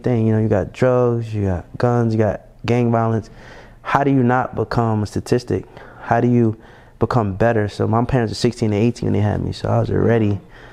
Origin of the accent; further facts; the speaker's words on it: Jersey City, New Jersey, United States; also born or lived in Pennsylvania; now in Atlanta, United States; I was born and raised in Jersey City, New Jersey. I grew up there my whole life